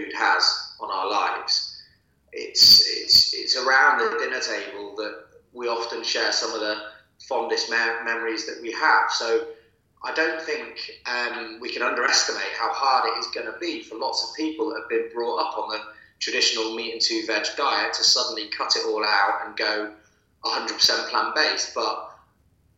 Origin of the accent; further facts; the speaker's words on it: Manchester, North West England, United Kingdom; I was brought up in Manchester, myself and my brothers